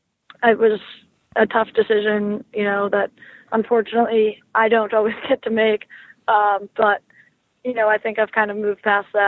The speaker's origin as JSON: {"language": "English", "region": "Massachusetts", "country": "United States", "tie": "born or raised there", "said": "I'm originally from Massachusetts, so I was always a Bruins fan growing up"}